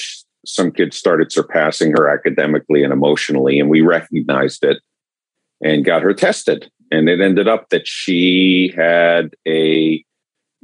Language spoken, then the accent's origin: English; New York area, Southern Connecticut, United States; moved away as an adult; now in Atlanta, United States; I grew up in the New York area in Southern Connecticut